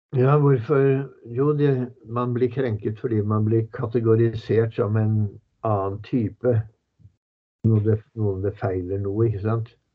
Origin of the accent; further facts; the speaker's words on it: Norway; vi er norsk